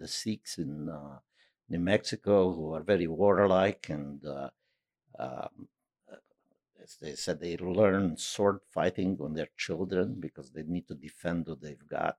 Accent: Transylvania, Romania; moved away; also born or lived in New York; I could say from Transylvania

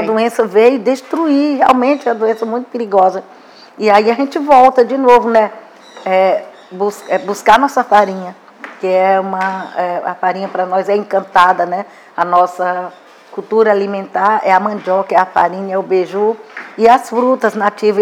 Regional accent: Lagoa Quieta village, Arariboia Indigenous Territory, Maranhão, Brazil; born or raised there; also born or lived in Imperatriz, Brazil

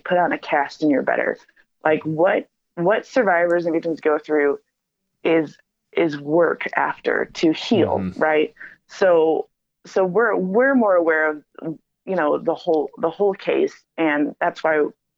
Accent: Chicago, Illinois, United States; I'm from Chicago

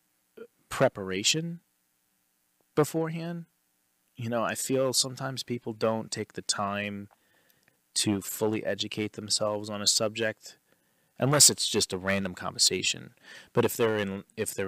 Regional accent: New York, United States; we're from New York

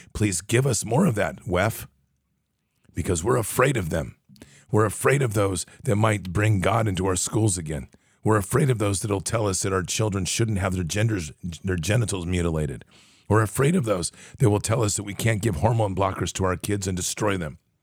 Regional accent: United States; we're American

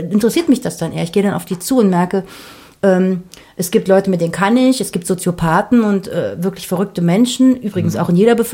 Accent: Berlin, Germany; Ich bin halt aus West-Berlin und ich habe das Gefühl, dass wir damals, als, als ich zur Schule gegangen bin, hier gab es Diskurs.

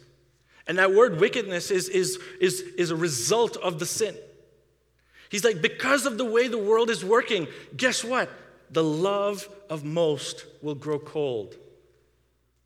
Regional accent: India; now in Canada; I grew up in India, where they persecute Christians

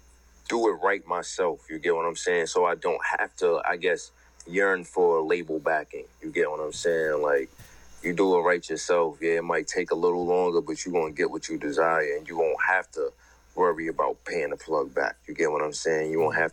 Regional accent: Baltimore, Maryland, United States; accent: New York; tell niggas all the time, bro, I've been in Baltimore more than 95% of my life, but I sound like I'm from New York because of the niggas I grew up on, you know what I mean?

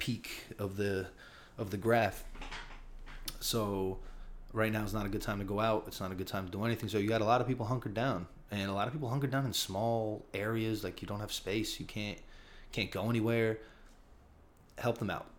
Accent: Newark, New Jersey, United States; now in Brooklyn, United States; I'm from Newark, New Jersey. I live in Brooklyn, New York right now.

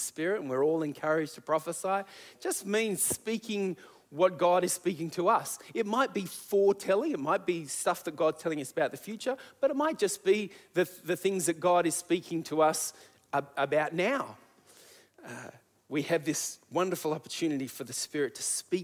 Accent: Sydney, New South Wales, Australia; also born or lived in Adelaide; we needed to come home back to Sydney

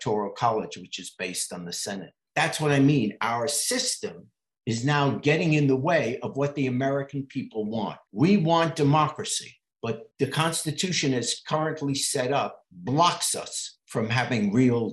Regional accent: England, United Kingdom; now in United States; I was born in England.

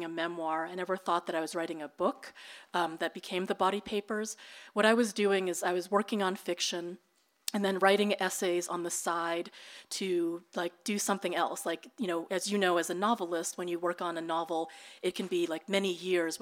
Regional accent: United States; first language Tagalog; English is a second language; also born or lived in Philippines; now in Manila, Philippines; We were not an affectionate family during those difficult early years in the U.S.

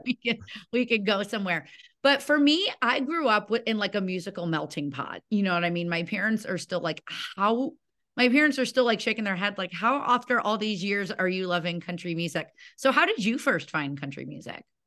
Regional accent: Illinois, United States; I grew up in Illinois

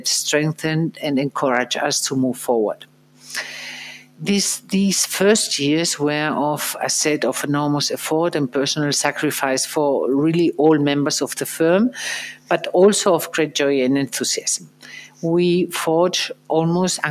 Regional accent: Madrid, Community of Madrid, Spain; after I received a school education in Madrid, in my hometown

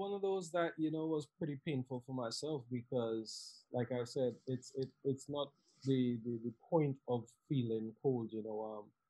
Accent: Southampton, South East England, United Kingdom; I came from Southampton, which the weather wasn't that bad to, you know, the extreme of the Northeast.

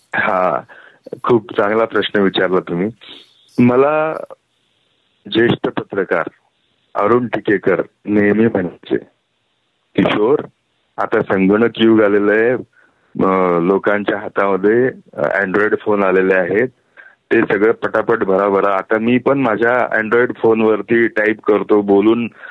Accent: Karankhede, Maharashtra, India; बोरी नदीच्या काठी करणखेडे नावाचं आमचं मूळ गाव

